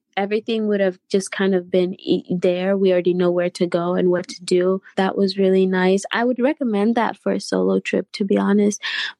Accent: United States; Growing up in America, one thing I constantly heard was my friends constantly tell me that they wish they could go to Kenya.

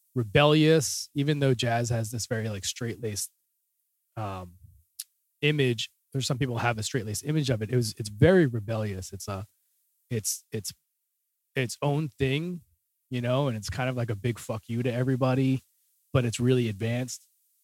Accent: New Jersey, United States; moved away as an adult; also born or lived in New York City / Boston / Philadelphia; I grew up in New Jersey, which if you're not familiar with the states, it's like the Northeast. So about 10 minutes outside of Philadelphia in a suburb town there

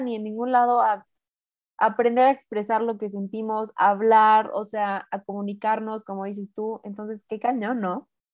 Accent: Mexico; also born or lived in San Luis Potosí; yo vivo en San Luis, yo soy mexicana

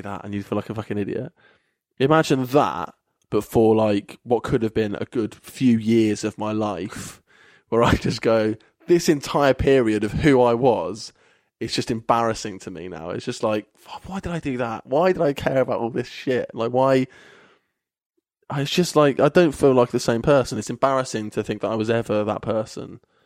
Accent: Kettering, East Midlands, United Kingdom; moved away as an adult; now in Bristol, United Kingdom; Kettering, which is my hometown.

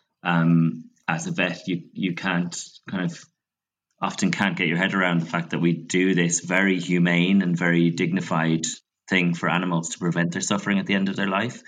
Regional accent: Ireland; growing up in Catholic Ireland

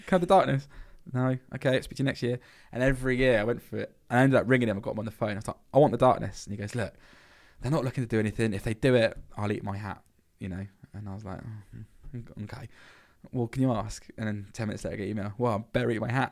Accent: Blandford Forum, South West England, United Kingdom; growing up in Blandford

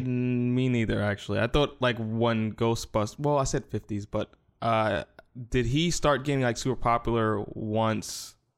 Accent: New York, United States; moved away; I'm from New York

